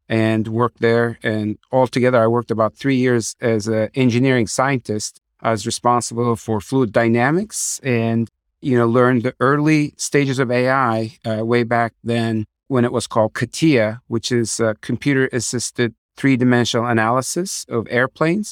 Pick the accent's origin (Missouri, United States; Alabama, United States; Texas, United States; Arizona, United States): Arizona, United States; Tucson; also born or lived in Turkey; So I grew up in Tucson, Arizona. I'm the product of a immigrant family from Turkey. My dad and my mom came here when I was five years old and grew up there.